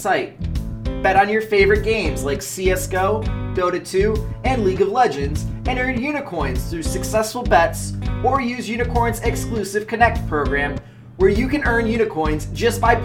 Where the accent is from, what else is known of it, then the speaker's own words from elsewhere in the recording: Rochester, New York, United States; joining us from beautiful Rochester, New York, my hometown